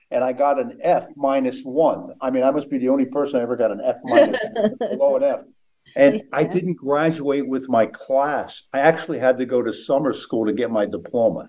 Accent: outside of Philadelphia, Pennsylvania, United States; growing up outside of Philadelphia

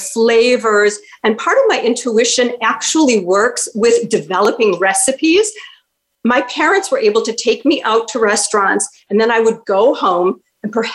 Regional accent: Chicago, Illinois, United States; growing up in Chicago, my parents took me to so many live Broadway shows that had come to Chicago

